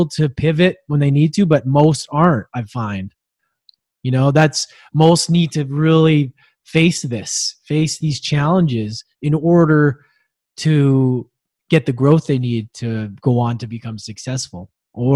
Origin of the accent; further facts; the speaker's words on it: Edmonton, Alberta, Canada; I was born in Edmonton, which is like a freezing cold place in Canada.